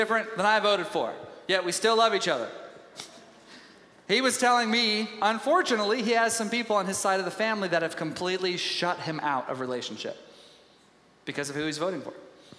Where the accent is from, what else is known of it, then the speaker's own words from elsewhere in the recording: Tyler, Texas, United States; I was raised in Tyler, Texas.